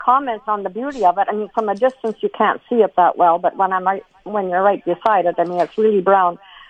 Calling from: Morden, Manitoba, Canada; I'm calling from Morden.

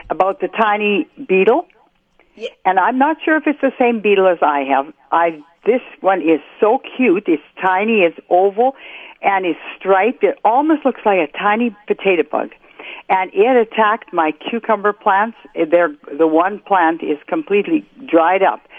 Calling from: Morris, Minnesota, United States; I'm from Morris.

